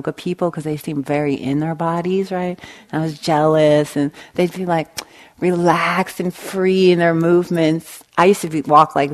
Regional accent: Long Beach, California, United States; I grew up in East Long Beach, right on the Compton border

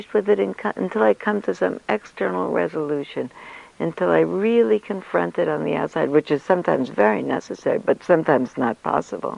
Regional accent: New York City, New York, United States; when I grew up in New York, I come from a long line of New York City school teachers

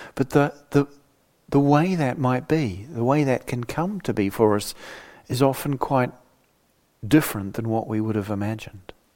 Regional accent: New Zealand; moved away; my younger life growing up in New Zealand

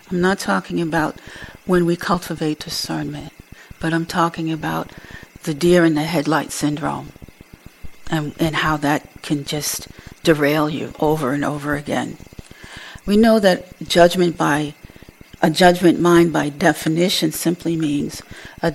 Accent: Boston, Massachusetts, United States; I grew up in Boston, which was pretty segregated for a long time

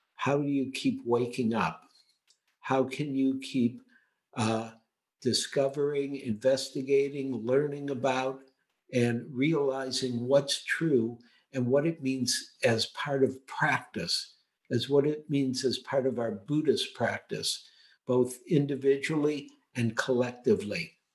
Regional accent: United States; growing up in America

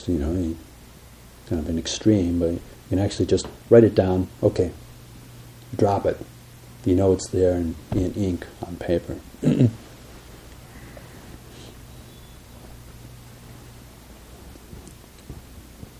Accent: Minnesota, United States; we come from Minnesota

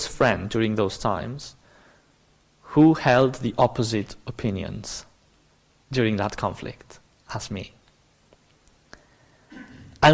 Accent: Barcelona, Catalonia, Spain; English is a second language; moved away; I'm obviously not British. I come from the south of Europe. So I'm specifically from Barcelona

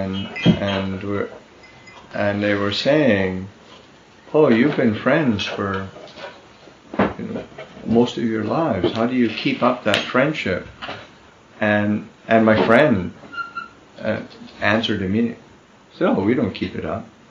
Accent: Neepawa, Manitoba, Canada; moved away; also born or lived in Winnipeg, Manitoba; We grew up together in Nepal, and then we were in the city together

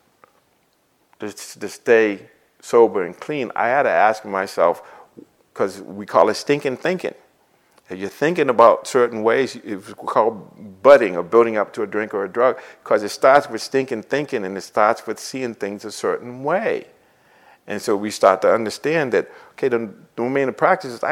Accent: Boston, Massachusetts, United States; growing up in Boston, living in Boston

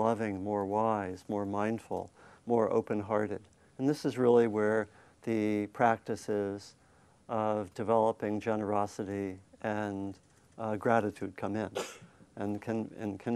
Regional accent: Maryland, United States; also born or lived in Virginia; I grew up in Maryland

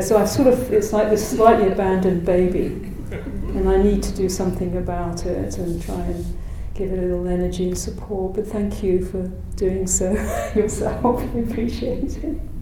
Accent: United Kingdom; moved away as an adult; also born or lived in South Africa / Ireland (parentage); I came originally from Britain

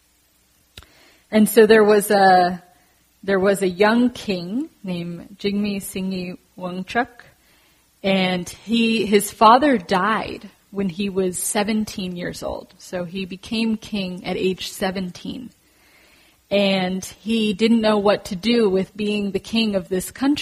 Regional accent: San Francisco, California, United States; I grew up in San Francisco

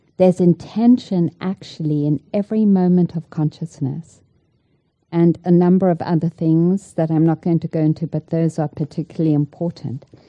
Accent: South Africa; moved away; I grew up in South Africa

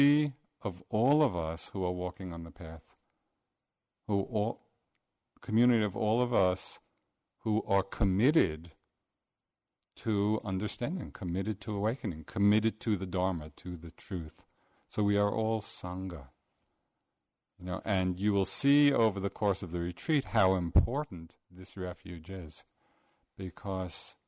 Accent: New York, United States; accent: New York; my New York accent

